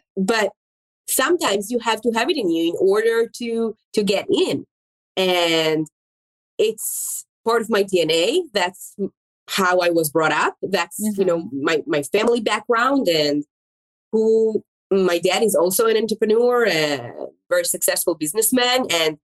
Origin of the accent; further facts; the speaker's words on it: Israel; English is a second language; moved away as an adult; also born or lived in Florence, Italy; now in Atlanta, United States; English is my second language. Yes, as you mentioned, I mean, I was born in Israel. I moved here